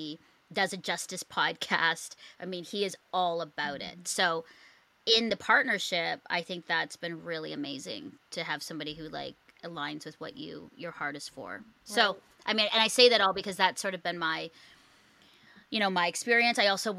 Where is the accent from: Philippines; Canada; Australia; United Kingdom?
Philippines; also born or lived in Singapore; growing up in the Philippines and Singapore